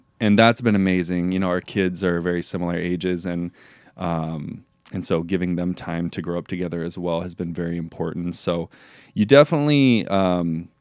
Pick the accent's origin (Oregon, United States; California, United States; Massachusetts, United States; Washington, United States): Oregon, United States; Pendleton; we grew up both in Pendleton